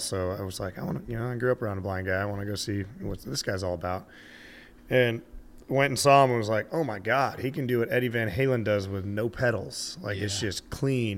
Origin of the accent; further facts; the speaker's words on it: Montana, United States; I'm from the land of snowmobiles. We're almost Canadian.